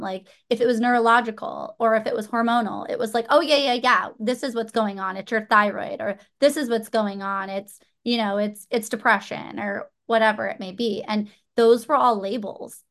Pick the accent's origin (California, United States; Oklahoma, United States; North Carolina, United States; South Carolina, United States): California, United States; Orange County, Southern; I grew up in Southern California, Orange County, my whole life, so I have never really left